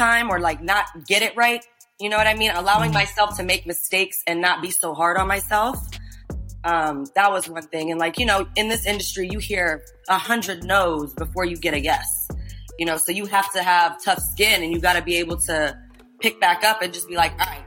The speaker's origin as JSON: {"language": "English", "country": "Iran", "said": "I'm Persian from Iran."}